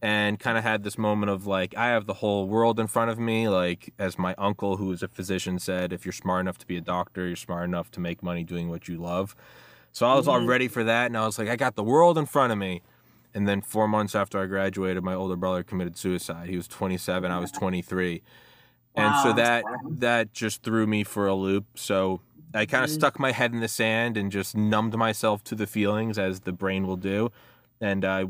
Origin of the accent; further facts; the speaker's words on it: Maryland, United States; also born or lived in Georgia, United States; I moved from Georgia to Maryland, back home to my parents' place